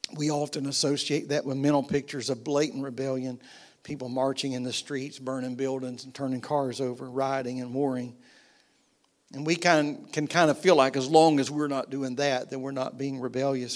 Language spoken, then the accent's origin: English; United States; I'm American